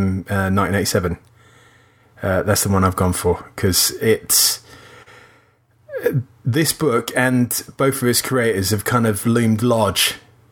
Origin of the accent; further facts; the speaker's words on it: South Norwood, London, United Kingdom; I grew up in South Norwood